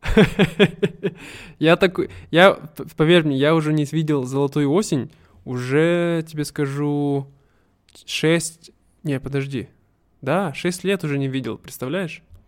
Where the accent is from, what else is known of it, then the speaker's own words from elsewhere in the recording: Russia; moved away; в моей родной деревне, новая разводная